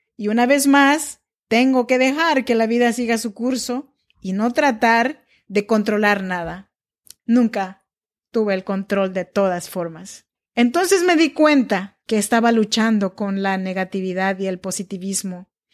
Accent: Chinantec region, Oaxaca, Mexico; now in Sacramento, United States; Soy nacida en Oaxaca, México, en la región chinanteca. Pero yo vivo y grabo este podcast desde Sacramento, California

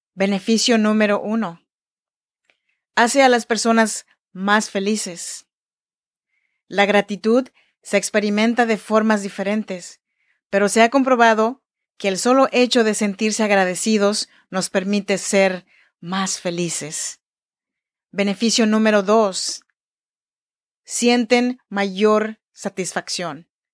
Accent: Oaxaca, Mexico; now in Sacramento, United States; Yo nací en Oaxaca, México, en la región chinanteca y así se saluda en chinanteco.

